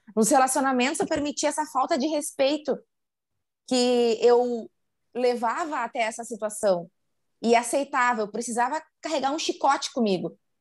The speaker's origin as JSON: {"language": "Portuguese", "region": "interior of Rio Grande do Sul", "country": "Brazil", "moved": "yes", "lives_now": "Porto Alegre, Brazil", "said": "sou, sou gaúcha e sou de uma cidade do interior do Rio Grande do Sul. Hoje moro aqui na capital, mas sou de uma cidade do interior"}